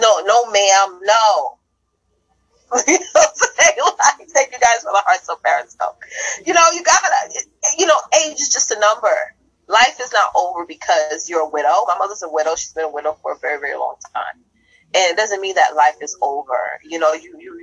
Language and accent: English; New York, United States; I'm a New Yorker at heart. I talk the way I talk.